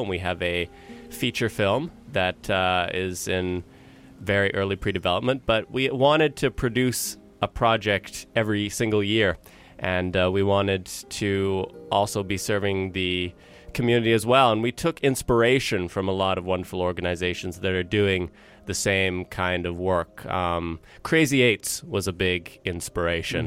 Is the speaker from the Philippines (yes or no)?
no; Vancouver, British Columbia, Canada; I was born and raised here in Vancouver